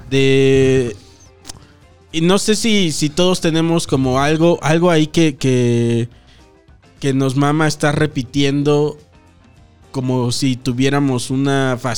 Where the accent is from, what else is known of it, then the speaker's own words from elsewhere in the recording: Mexico; Pero eh, como son mexicanos, dices, ah, mexicano, yo mexicano